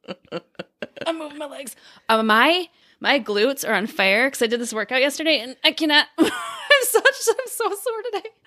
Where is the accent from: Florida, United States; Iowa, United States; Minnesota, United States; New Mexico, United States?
Iowa, United States; Dubuque; also born or lived in Chicago, Illinois; now in Illinois, United States; our hometown, so we we grew up in Dubuque, Iowa